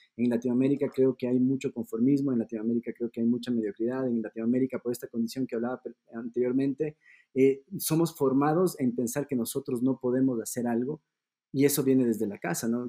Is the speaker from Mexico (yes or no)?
no; Ecuador; also born or lived in Germany; Yo soy de Ecuador